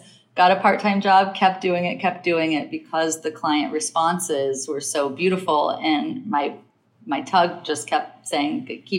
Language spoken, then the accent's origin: English; Midwest, United States; now in New York, United States; I'm like, but I'm still a Midwest girl, but I'm still a New Yorker.